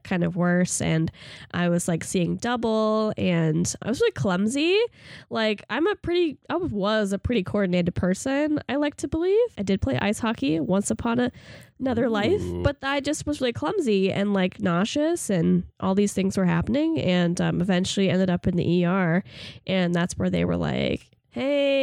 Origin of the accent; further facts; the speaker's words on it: Aurora, Colorado, United States; I was born in Aurora, Colorado.